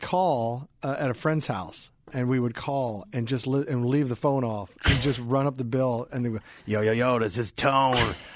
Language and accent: English; Overland Park, Kansas, United States; also born or lived in Louisville; I was born in Louisville, but I was raised in Overland Park, Kansas.